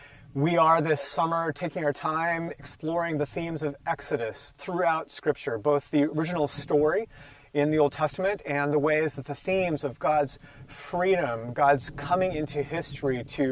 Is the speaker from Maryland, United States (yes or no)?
no; Portland, Oregon, United States; also born or lived in California / New Jersey; now in Washington, United States; I was born in Portland, Oregon, and I certainly identified as an Oregonian the entire time I lived in California. Moved to New Jersey, suddenly became a West Coaster. Now I'm back in Washington and identify as a Washingtonian, a Seattleite.